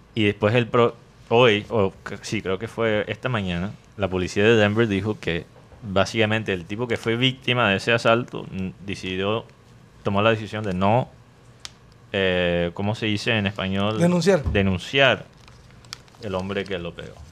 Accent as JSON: {"language": "Spanish", "town": "Medellín", "region": "Antioquia", "country": "Colombia", "said": "yo soy de Medellín"}